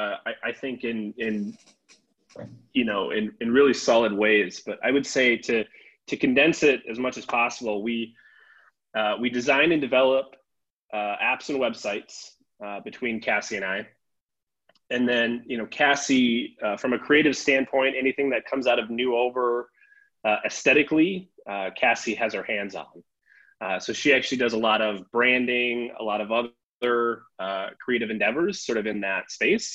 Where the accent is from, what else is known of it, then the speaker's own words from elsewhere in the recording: Sioux Falls, South Dakota, United States; also born or lived in Twin Cities, Minnesota; I grew up in Sioux Falls, South Dakota